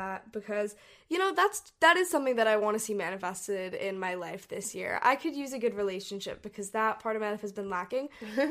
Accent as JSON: {"language": "English", "country": "Hong Kong", "tie": "born or raised there", "said": "We grew up in Hong Kong and we traveled all over Asia."}